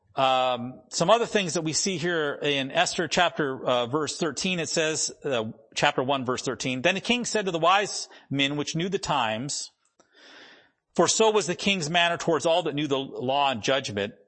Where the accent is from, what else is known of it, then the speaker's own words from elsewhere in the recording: the Dakotas, United States; moved away; I grew up in the Dakotas